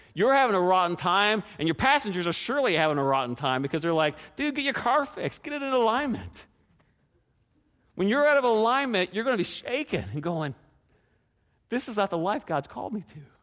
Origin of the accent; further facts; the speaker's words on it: Canada; how many restaurants my hometown had? One